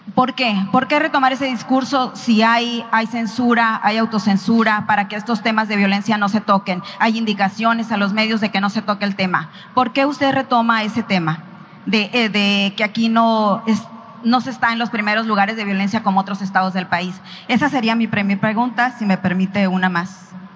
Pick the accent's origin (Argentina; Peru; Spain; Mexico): Mexico; Sonora; Soy de Sonora